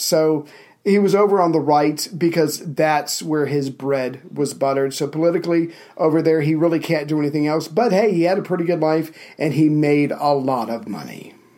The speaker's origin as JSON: {"language": "English", "country": "United States", "said": "I'm an American"}